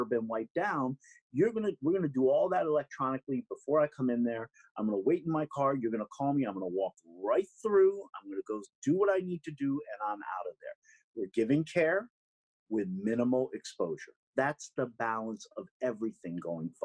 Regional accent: New York City, New York, United States; I'm a New Yorker through and through

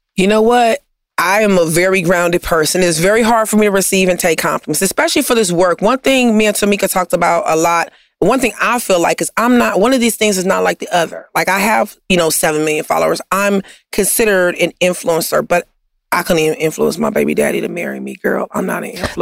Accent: Compton, California, United States; I'm from Compton

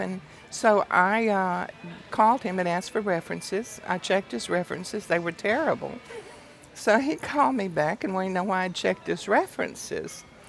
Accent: Deadwood, Texas, United States; moved away as an adult; also born or lived in Germany; now in Louisiana, United States; I am from Deadwood, Texas, and that was about as far out in the country as you could go.

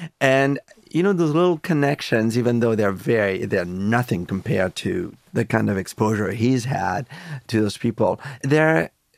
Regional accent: France; You know, it was interesting growing up in France.

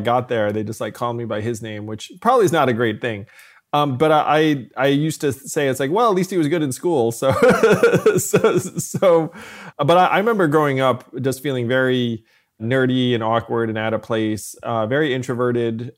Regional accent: New York City area, United States; also born or lived in Schenectady, New York; I was born in Schenectady, but I did move closer to New York City when I was, uh, four years old or so

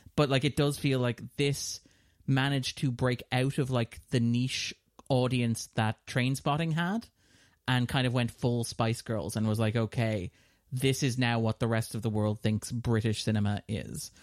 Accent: Ireland; we're a smaller nation

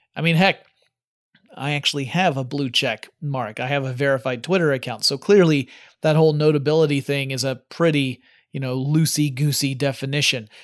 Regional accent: United States; I'm American, so I tend to call it soccer

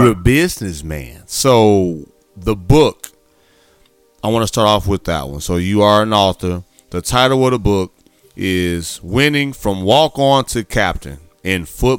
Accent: Gary, Indiana, United States; also born or lived in Chicago, Illinois; I'm from Gary, Indiana. I played high school ball in Chicago. Mom, a lot of my family is in Indianapolis.

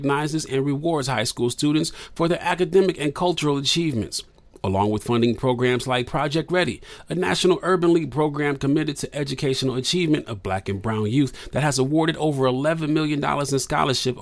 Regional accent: Midwest, United States; I grew up in the Midwest

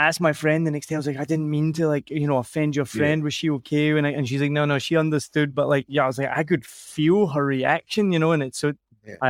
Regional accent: Scotland, United Kingdom; I'm Scottish as far back as probably the Vikings. I grew up, you know, knowing that I'm 100% Scottish and I'm nothing else.

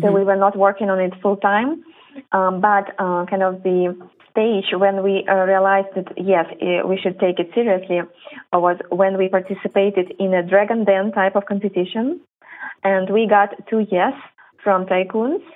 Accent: Belarus; moved away; originally both my brother and I, we are from Belarus

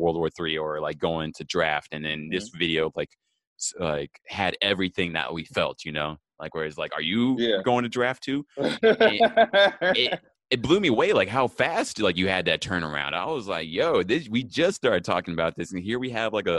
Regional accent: Texas, United States; now in California, United States; I'm from Texas

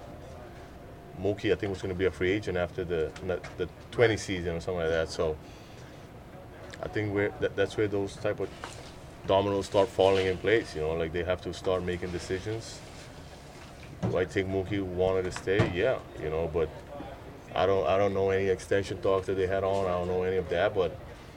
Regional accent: Aruba; moved away; I'm from Aruba

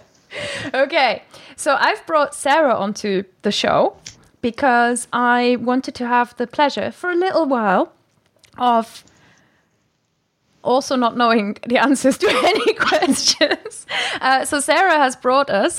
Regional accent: Germany; moved away; Wir sind beide Deutsche

